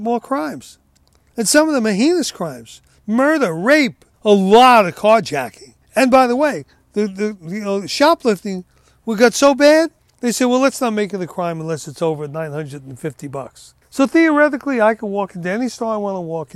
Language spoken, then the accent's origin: English; United States; I was born here and brought up here and lived here